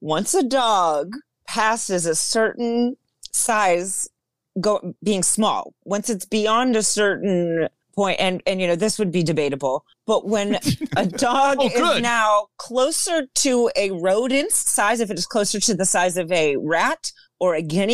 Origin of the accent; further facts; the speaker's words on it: Florida, United States; I'm from Florida